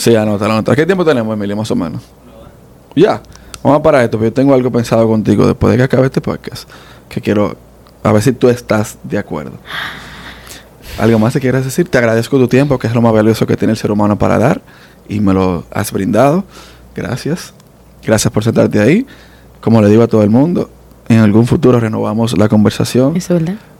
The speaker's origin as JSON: {"language": "Spanish", "country": "Dominican Republic", "tie": "born or raised there", "also_born_or_lived": "New York, United States", "accent": "Dominican", "moved": "yes", "lives_now": "United States", "said": "Yo nací allá, pero nada más nací"}